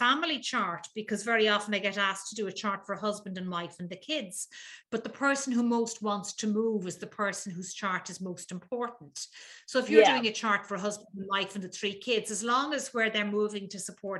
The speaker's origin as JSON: {"language": "English", "town": "Dublin", "region": "Leinster", "country": "Ireland", "tie": "born or raised there", "said": "I was born in Dublin."}